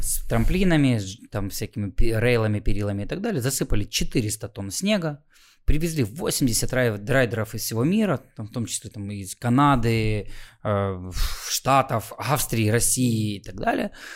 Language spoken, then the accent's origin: Russian; Khmelnytskyi, Khmelnytskyi Oblast, Ukraine; я из Хмельницкого вроде как западная Украина